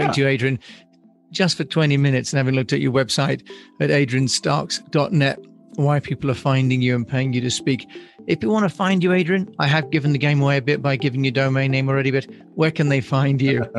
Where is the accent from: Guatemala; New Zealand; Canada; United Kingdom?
United Kingdom; also born or lived in United States; Although I'm British, I lived in America for a while, and so I'm less shy about it.